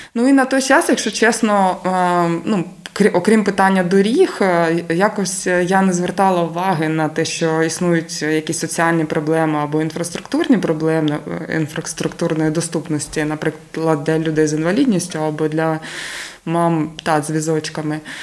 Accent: Krasnyi Luch, Luhansk Oblast, Ukraine; moved away as an adult; now in Zaporizhzhia, Ukraine; моїм рідним містом було місто Красний Луч Луганської області

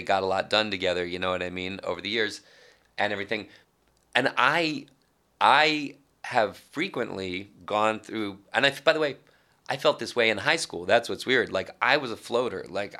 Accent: New York, United States; Like I always felt that, and maybe it's partly like being a New Yorker and never totally buying into being out there or the nature of the things I did.

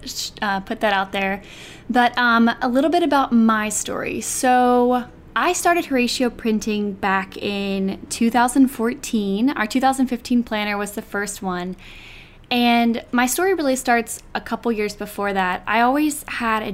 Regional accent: Fairhope, Alabama, United States; moved away as an adult; also born or lived in Auburn, Alabama; now in New York, United States; I'm from Fairhope, Alabama, born and raised in the South, went to Auburn, studied PR, and then moved to New York about 9 years ago

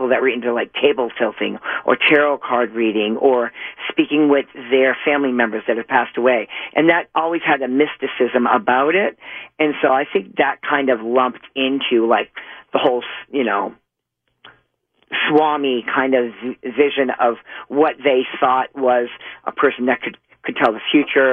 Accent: Boston, Massachusetts, United States; also born or lived in Whittier; I was actually born in Whittier, but I was raised in Boston

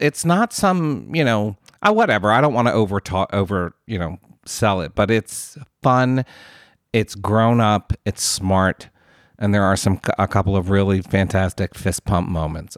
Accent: United States; as an American

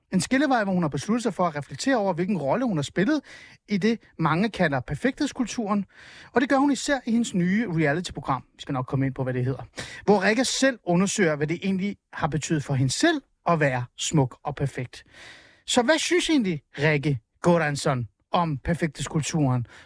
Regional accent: Hornbæk, Capital Region of Denmark, Denmark; also born or lived in Helsingør; jeg er jo fra Helsingør. Altså, i virkeligheden så er jeg fra Hornbæk, meget Nordsjælland

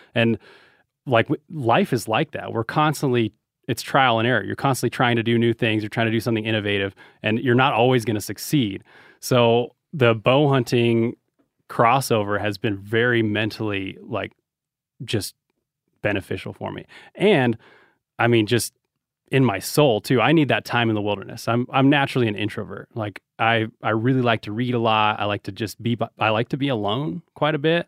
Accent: Reno, Nevada, United States; we're from Reno

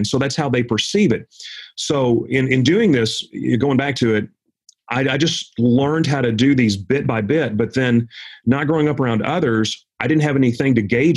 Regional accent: Jackson, Tennessee, United States; I grew up in Jackson, Tennessee

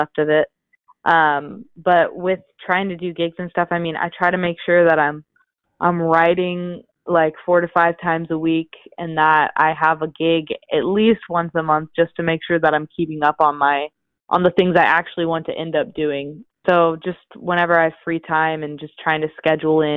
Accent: Overland Park, Kansas, United States; moved away as an adult; I'm from Overland Park, Kansas, which is a suburb about 20 minutes from Kansas City, Missouri.

